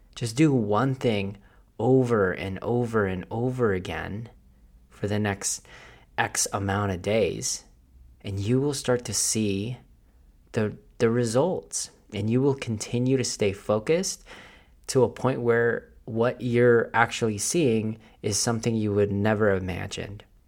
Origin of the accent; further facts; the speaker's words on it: Philippines; accent: Filipino; my Filipino accent